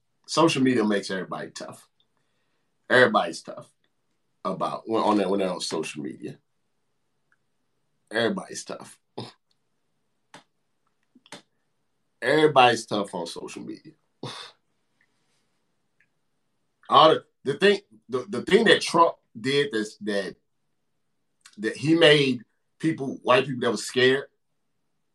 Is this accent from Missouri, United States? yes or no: yes; St. Louis, Missouri, United States; I'm from St. Louis.